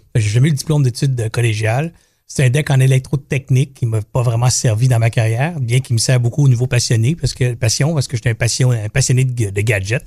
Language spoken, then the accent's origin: French; Longueuil, Quebec, Canada; Je suis natif de la région, de la ville, en fait. On se trouve à Longueuil. Moi, je suis un gars de Longueuil